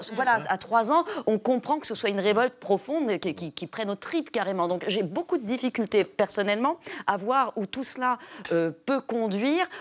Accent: France; also born or lived in New York, United States; je suis française.

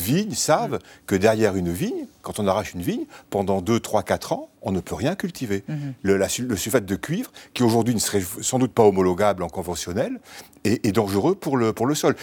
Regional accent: Bordeaux, Nouvelle-Aquitaine, France; moved away; also born or lived in Normandy; je suis bordelais d'origine

